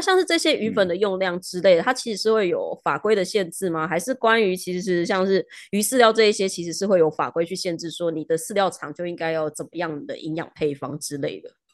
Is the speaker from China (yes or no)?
no; Taiwan; 我们台湾人养鱼的方式